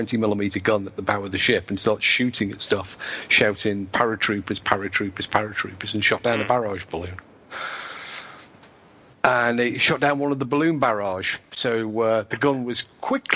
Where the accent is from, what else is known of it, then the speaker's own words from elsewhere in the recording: Liverpool, North West England, United Kingdom; accent: Scouse; moved away; my normal Liverpool accent